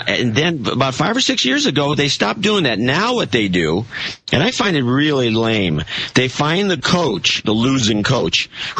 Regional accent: United States; So as an American

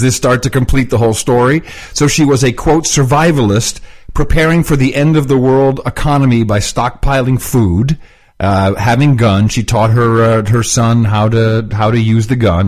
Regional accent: Texas, United States; moved away; we're from Texas

